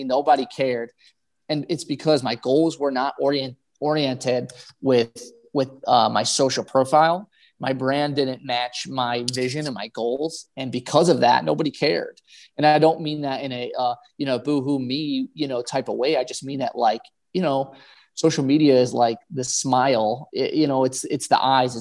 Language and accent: English; Buffalo, New York, United States; I'm from Buffalo